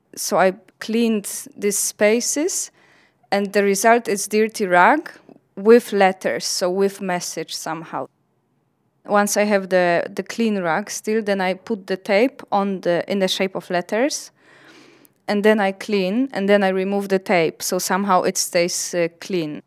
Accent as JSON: {"language": "English", "country": "Poland", "second_language": "English", "moved": "yes", "said": "I'm from Poland"}